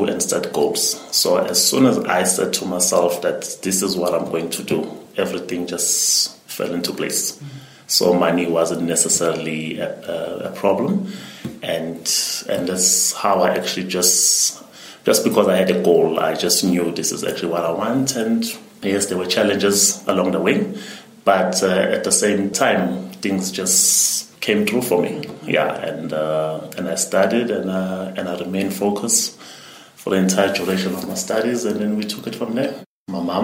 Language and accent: English; Port Shepstone, KwaZulu-Natal, South Africa; growing up in Port Shepstone, when I was in Standard 3